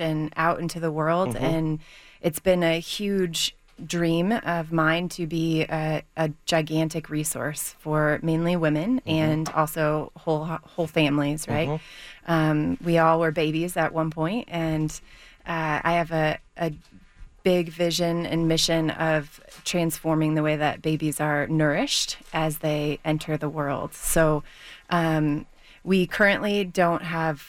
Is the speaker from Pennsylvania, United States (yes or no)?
no; Michigan, United States; also born or lived in Seattle; now in Denver, United States; I grew up in Michigan and ended up in Seattle